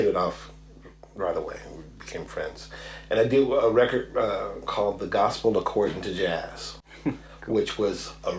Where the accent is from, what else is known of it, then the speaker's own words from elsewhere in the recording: Chicago, Illinois, United States; So I grew up in Chicago, born and raised in Chicago. Yep. Just outside, small city, just outside of Chicago.